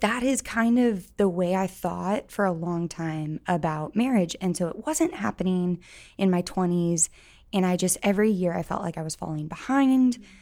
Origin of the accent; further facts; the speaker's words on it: St. Louis, Missouri, United States; moved away as an adult; now in Columbia, United States; I am from St. Louis, but I came to Columbia for school in, gosh, I don't want to say the year, but 2009, and then just stayed for the most part